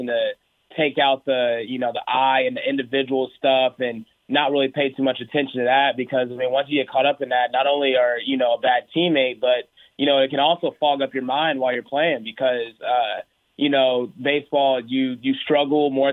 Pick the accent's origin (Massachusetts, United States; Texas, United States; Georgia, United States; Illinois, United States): Texas, United States; Houston; born or raised there; also born or lived in Oklahoma